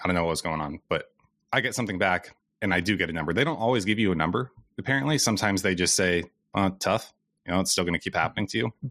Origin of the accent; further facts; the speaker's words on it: Iowa, United States; I'm also from Iowa